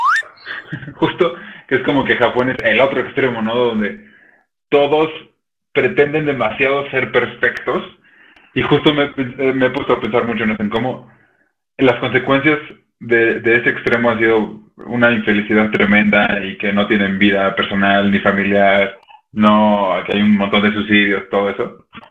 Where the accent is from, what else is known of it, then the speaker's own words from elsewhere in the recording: Mexico; Yo, como mexicano